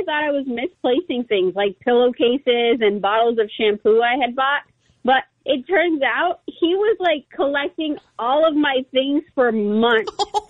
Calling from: Princeton, New Jersey, United States; Oh, okay. … from Princeton.

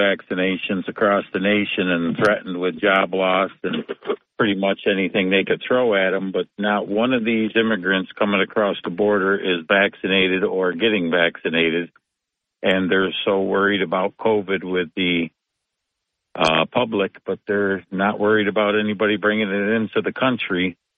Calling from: Binghamton, New York, United States; Hi, this is … from Binghamton.

